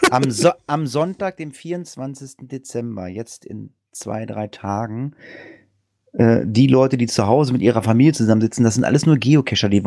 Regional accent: Lower Saxony, Germany; Wir kommen aus Niedersachsen. Bei uns heißt das Ding von Leni Postbox.

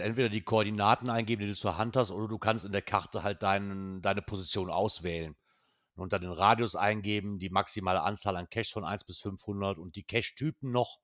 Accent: Germany; als Deutscher

